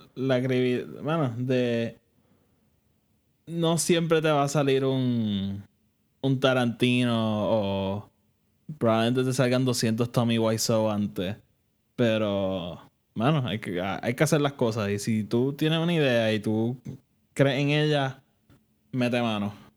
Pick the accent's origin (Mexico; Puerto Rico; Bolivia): Puerto Rico; nosotros que somos de Puerto Rico